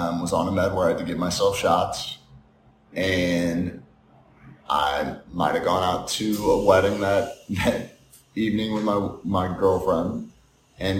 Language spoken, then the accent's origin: English; St. Louis, Missouri, United States; also born or lived in Atlanta, Georgia; since then I've been in St. Louis. So went to CBC High School, went to Mizzou for college